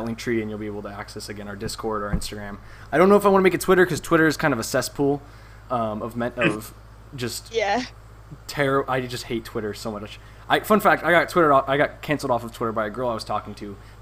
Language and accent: English; United States; We are all American